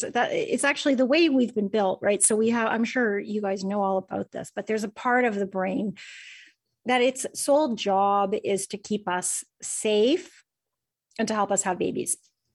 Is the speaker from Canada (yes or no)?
yes; Canada; Is that how I pronounce it? I'm Canadian.